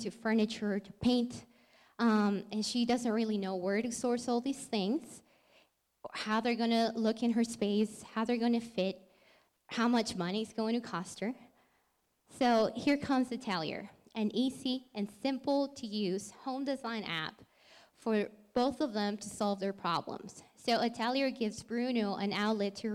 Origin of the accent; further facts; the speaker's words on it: Lima, Peru; moved away as an adult; now in Colorado, United States; So I'm from Lima, Peru, and I moved to Colorado a little over 5 years ago.